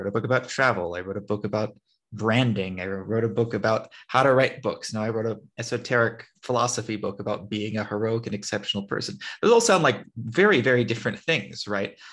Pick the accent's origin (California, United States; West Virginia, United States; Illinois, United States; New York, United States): California, United States; moved away as an adult; now in Armenia; growing up in America, California, where I'm from